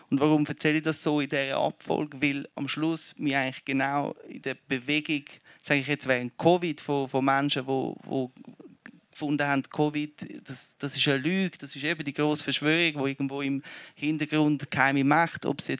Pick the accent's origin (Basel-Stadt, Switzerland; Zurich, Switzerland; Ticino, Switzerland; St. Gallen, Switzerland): Zurich, Switzerland; ich, ich komme aus Zürich, ein Kind von den 90er.